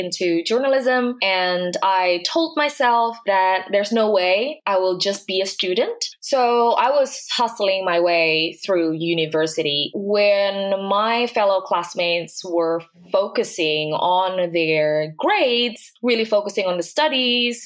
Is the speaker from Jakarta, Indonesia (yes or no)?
yes; Jakarta, Indonesia; I was born into a middle-class family in Jakarta, which is the capital city.